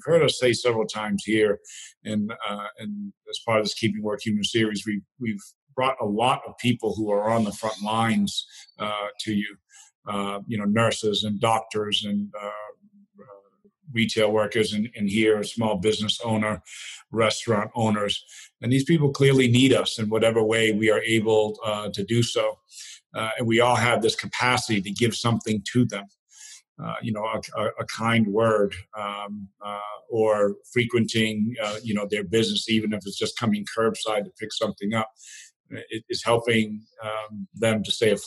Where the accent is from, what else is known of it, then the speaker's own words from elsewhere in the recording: New Bedford, Massachusetts, United States; I grew up in New Bedford, Massachusetts